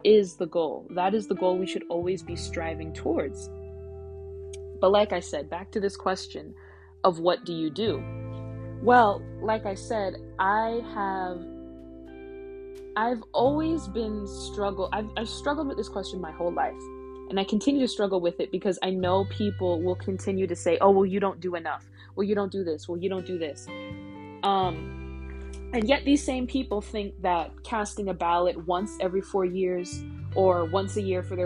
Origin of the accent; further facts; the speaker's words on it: United States; born here or not, which many of them are. I myself was.